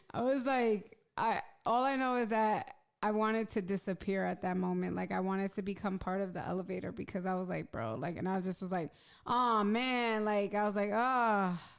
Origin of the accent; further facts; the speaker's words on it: New York City, New York, United States; I'm from Hell's Kitchen. Like, back when I was a teenager, there was a lot of pimps and prostitutes around